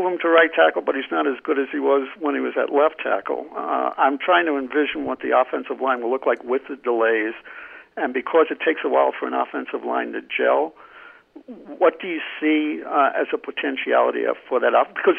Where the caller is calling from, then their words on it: New Mexico, United States; Hi, this is … from New Mexico.